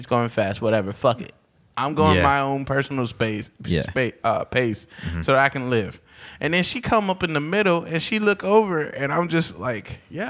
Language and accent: English; the South, United States; now in Philadelphia, United States; I came from the South. So, like, in the South, they didn't have that kind of shit.